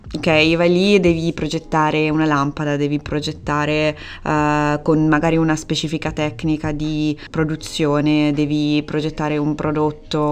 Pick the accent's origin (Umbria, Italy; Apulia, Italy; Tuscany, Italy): Umbria, Italy; Perugia; moved away as an adult; also born or lived in Rome / Urbino; now in Antwerp, Belgium; Io sono, sono nata a Perugia ho studiato a Roma e poi ho studiato a Urbino e poi sono tornata a Perugia